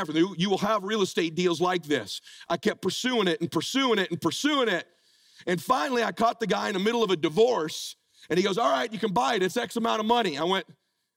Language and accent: English; Pomona, California, United States; now in Laguna Beach, United States; I met my wife, we grew up in Pomona